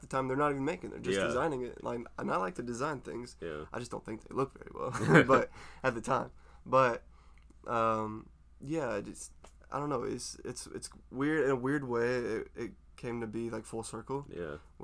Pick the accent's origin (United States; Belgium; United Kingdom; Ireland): United States; Des Moines, Iowa; I grew up in Des Moines, Iowa my entire life, for the whole 22 years of it.